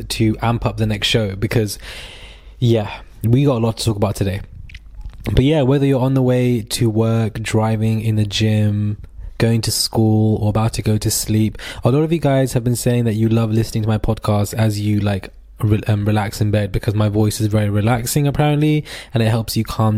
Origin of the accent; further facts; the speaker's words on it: United Kingdom; we as British people